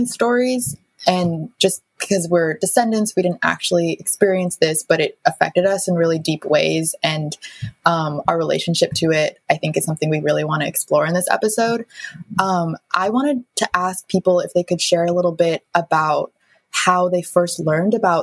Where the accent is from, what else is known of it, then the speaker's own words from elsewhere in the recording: Seattle, Washington, United States; I was born and raised in Seattle